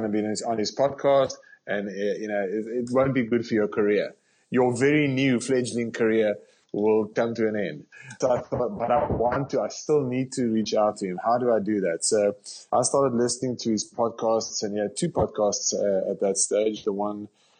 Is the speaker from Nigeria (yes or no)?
no; South Africa; accent: South African; moved away as an adult; now in Canada; I'm a South African